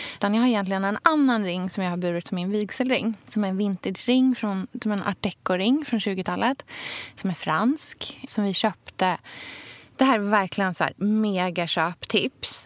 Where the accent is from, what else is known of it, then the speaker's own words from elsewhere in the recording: Sweden; also born or lived in Australia; jag hade ju en ganska eh, ja, men splittrad uppväxt där eh, den som jag hade här i Sverige